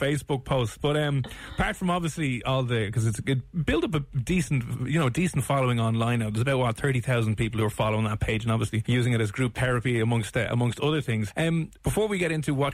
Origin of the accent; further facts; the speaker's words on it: Ireland; a rite of passage to growing up in Ireland and here